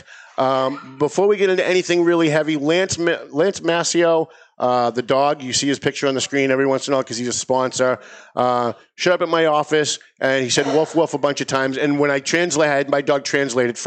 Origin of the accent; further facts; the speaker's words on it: North Andover, Massachusetts, United States; my hometown of North Andover